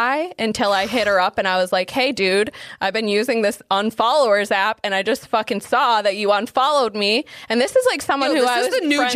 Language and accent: English; Salem, Massachusetts, United States; I am from Salem